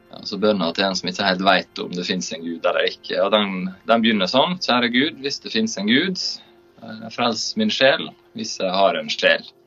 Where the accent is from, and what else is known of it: Sunnmøre, Møre og Romsdal, Norway